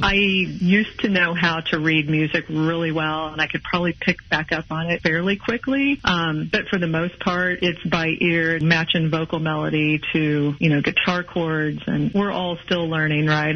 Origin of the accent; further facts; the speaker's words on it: Kansas City, Missouri, United States; now in Mission, Kansas, United States; I'm originally from Kansas City. City, Missouri